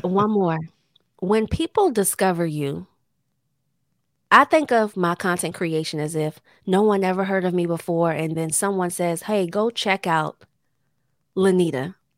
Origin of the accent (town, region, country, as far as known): Temple Hills, Maryland, United States; born or raised there